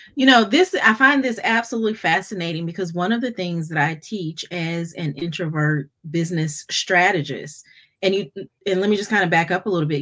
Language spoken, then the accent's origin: English; Fayetteville, North Carolina, United States; also born or lived in Charlotte, North Carolina; been growing up in North Carolina in, in Fayetteville.